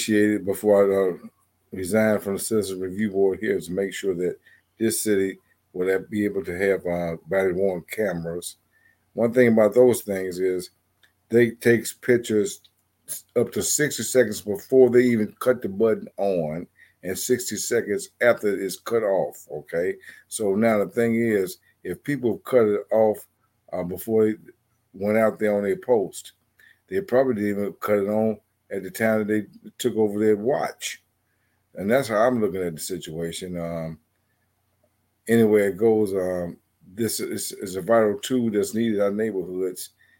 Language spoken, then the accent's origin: English; Chicago, Illinois, United States; I was raised in projects in Chicago